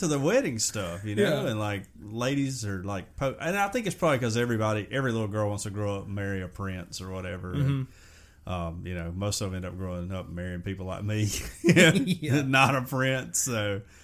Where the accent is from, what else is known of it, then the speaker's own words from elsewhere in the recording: United States; I'm an American